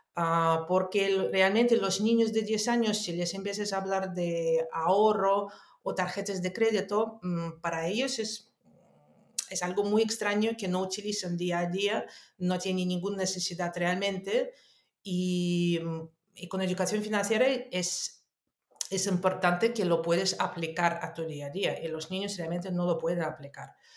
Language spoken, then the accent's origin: Spanish; Moscow, Russia; also born or lived in Netherlands; now in Spain; yo nací en Unión Soviética, en Moscú. Ah, después viví en muchísimos años, estudié, viví en Holanda y en España vivo desde el año 2010.